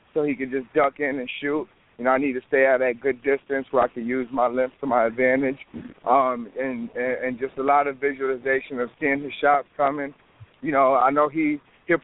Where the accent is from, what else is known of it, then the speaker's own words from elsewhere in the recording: Rochester, New York, United States; my hometown, Rochester.